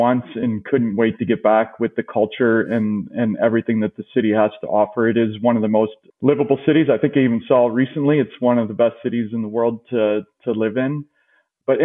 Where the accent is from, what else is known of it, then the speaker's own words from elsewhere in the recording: Indiana, United States; moved away as an adult; now in Chicago, United States; I moved there from Indiana almost right out of college.